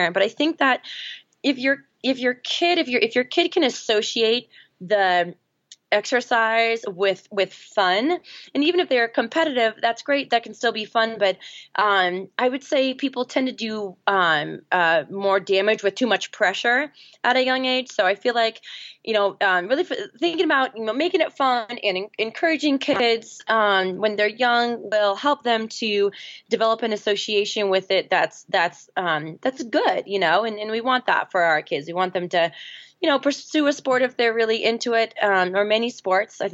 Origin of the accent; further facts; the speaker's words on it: Seattle, Washington, United States; now in Boulder, United States; I grew up in Seattle, Washington, now live in Boulder, Colorado